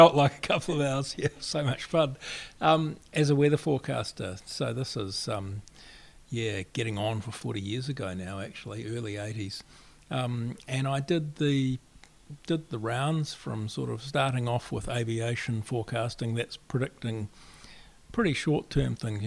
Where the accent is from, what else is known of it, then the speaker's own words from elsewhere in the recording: Springfield, Canterbury, New Zealand; now in Wellington, New Zealand; I grew up in the very middle of the South Island in central Canterbury, a little village called Springfield